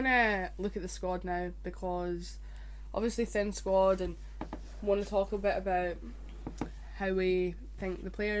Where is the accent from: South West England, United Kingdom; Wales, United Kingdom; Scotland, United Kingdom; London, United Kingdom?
Scotland, United Kingdom; being Scottish.